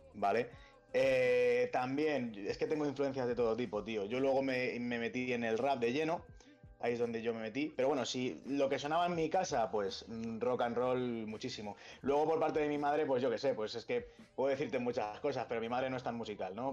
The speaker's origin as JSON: {"language": "Spanish", "town": "Pinto", "region": "Community of Madrid", "country": "Spain", "said": "Yo soy de Pinto"}